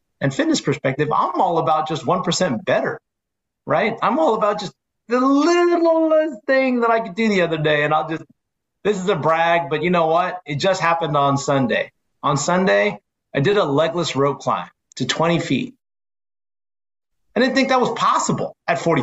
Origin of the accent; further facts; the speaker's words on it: San Francisco Bay Area, California, United States; I say, oh, San Francisco Bay Area